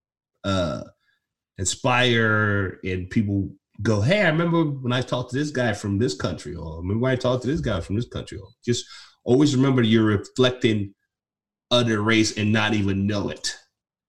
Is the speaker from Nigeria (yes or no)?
yes; Nigeria; I'm from Nigeria